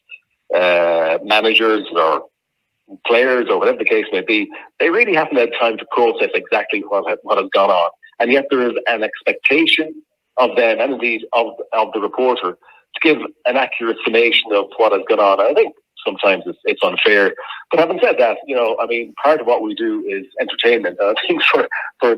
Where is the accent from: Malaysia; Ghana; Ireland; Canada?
Ireland; Westport, Connacht; I'm originally from Westport in Mayo